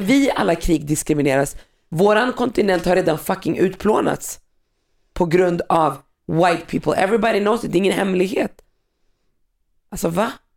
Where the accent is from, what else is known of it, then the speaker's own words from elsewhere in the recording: Sweden; also born or lived in North Africa; Jag är, jag är född i Sverige, men jag kommer från Afrika, Nordafrika, ett land där man pratar arabiska